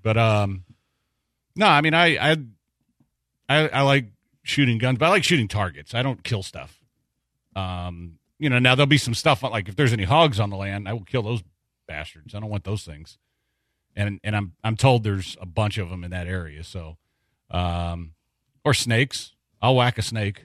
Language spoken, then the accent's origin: English; Texas, United States; I'm a Texan